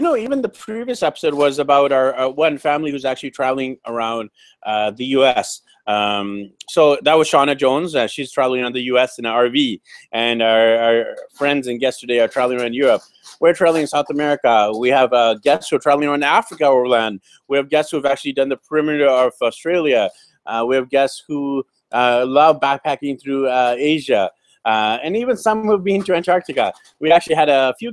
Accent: Canada; I'm Indian Canadian, my wife's Filipino

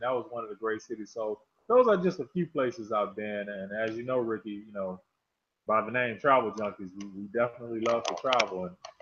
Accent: Chicago, Illinois, United States; moved away as an adult; now in Atlanta, United States; as an African-American guy growing up in Chicago

